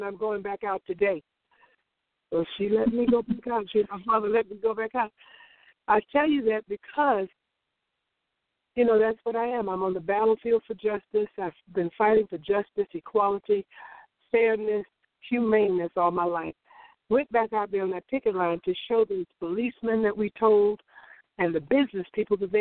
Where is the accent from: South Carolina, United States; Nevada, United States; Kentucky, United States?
South Carolina, United States; Orangeburg; I grew up in South Carolina, as you said, in a little town called Orangeburg.